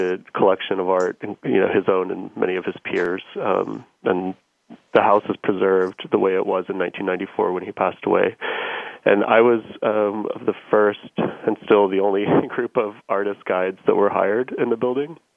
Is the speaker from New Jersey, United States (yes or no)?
no; Odessa, Texas, United States; moved away; I grew up in West Texas